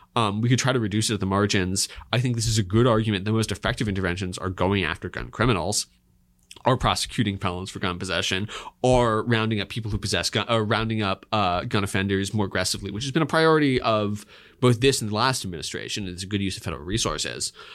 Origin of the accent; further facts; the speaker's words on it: Pennsylvania, United States; I'm from Pennsylvania